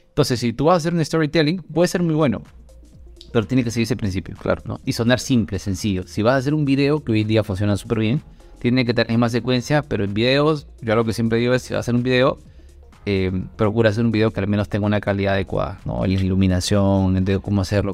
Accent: Peru; soy de Perú

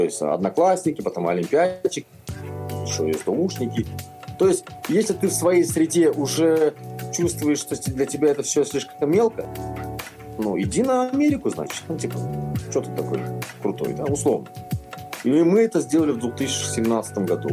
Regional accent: Kazakhstan

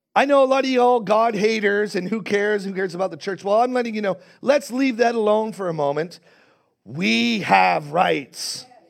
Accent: Canada; I am, as a Canadian

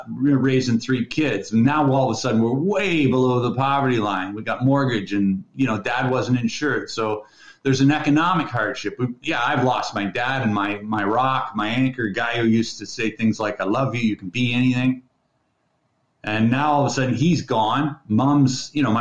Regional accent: Midland, Ontario, Canada; now in British Columbia, Canada; I grew up in Midland, Ontario.

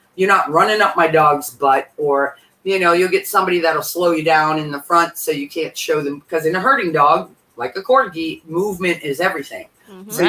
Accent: Massachusetts, United States; I'm from Massachusetts

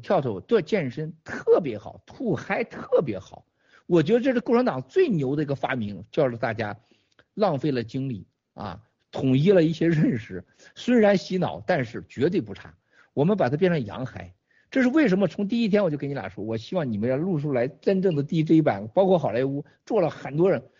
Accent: Shandong, China; moved away; also born or lived in Northeast China; 这在我们家前院啊，翻过墙头去啊，就山东人的家里都是土墙头

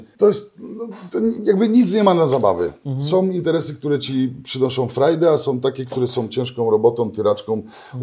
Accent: Katowice, Silesian Voivodeship, Poland; u nas w Katowicach są, wiesz, wszyscy są niewolnikami metek

